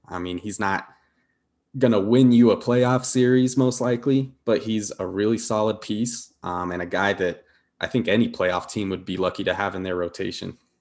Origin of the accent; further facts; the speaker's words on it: Denver, Colorado, United States; moved away as an adult; now in Utah, United States; I grew up in Denver, but I'm out here right now